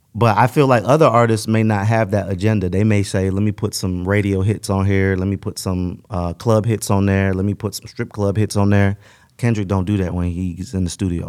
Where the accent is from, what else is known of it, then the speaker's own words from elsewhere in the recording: West Palm Beach, Florida, United States; also born or lived in Tampa; my hometown, West Palm